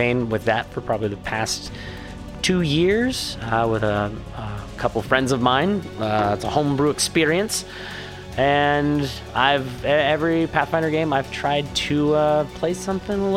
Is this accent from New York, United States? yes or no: no; Ohio, United States; Growing up in Ohio, lots of cow fields.